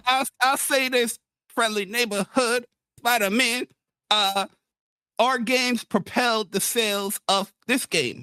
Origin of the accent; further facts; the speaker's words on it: New York City, New York, United States; also born or lived in Bronx; grew up in Queens